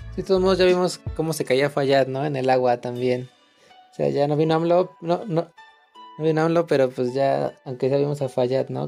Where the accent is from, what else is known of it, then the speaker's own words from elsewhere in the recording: Mexico; como mexicano